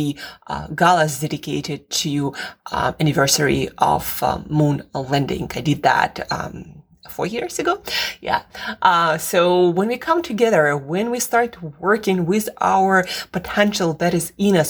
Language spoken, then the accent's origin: English; Russia; moved away; I am from Russia originally